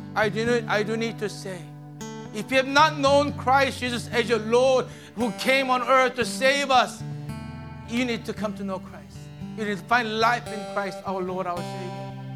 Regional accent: Hawaii, United States; moved away; I'm from Hawaii.

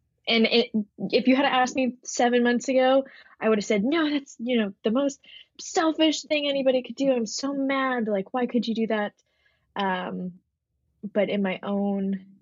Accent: Canada; I'm a Canadian singer-songwriter

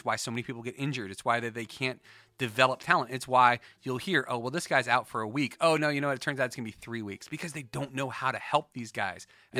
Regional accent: Woodbridge, Virginia, United States; we grew up in Woodbridge, so like right outside of Potomac Mills.

